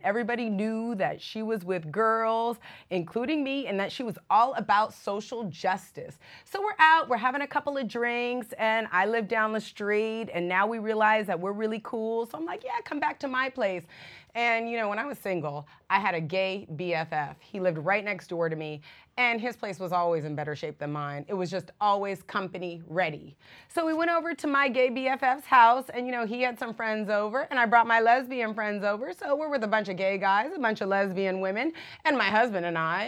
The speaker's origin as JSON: {"language": "English", "town": "San Francisco", "region": "California", "country": "United States", "tie": "born or raised there", "moved": "yes", "lives_now": "Miami, United States", "said": "I'm from San Francisco"}